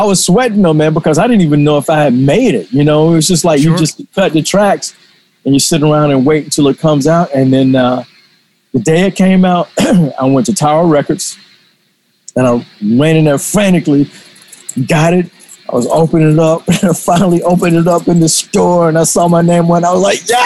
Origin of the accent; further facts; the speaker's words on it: Atlanta, Georgia, United States; I did a lot of that type of work growing up in Atlanta.